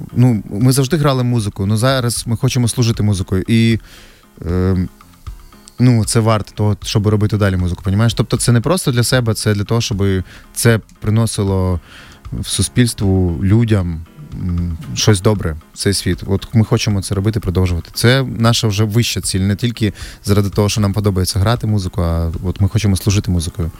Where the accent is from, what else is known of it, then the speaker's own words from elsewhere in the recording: Hostomel, Kyiv Oblast, Ukraine; ми з Гостомеля самі з Сашою.